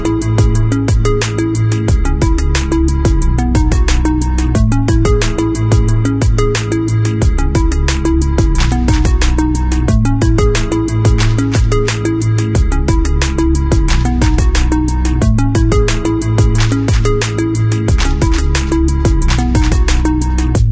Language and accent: English; St. Petersburg, Florida, United States; now in Grand Rapids, United States; the Big 727, St. Petersburg, Florida, my hometown